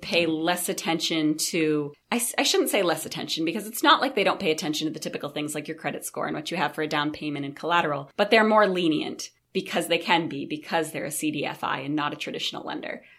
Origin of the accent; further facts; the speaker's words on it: Brewer, Maine, United States; I grew up right in Brewer, Maine.